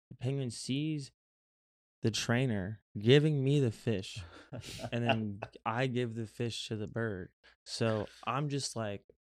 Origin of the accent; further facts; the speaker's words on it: Florida, United States; What the fuck you mean? I'm from Florida. Goddamn man. I could swim.